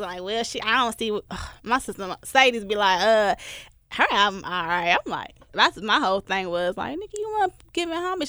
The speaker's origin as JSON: {"language": "English", "town": "Milwaukee", "region": "Wisconsin", "country": "United States", "tie": "born or raised there", "moved": "as an adult", "lives_now": "Memphis, United States", "said": "my hometown, Milwaukee"}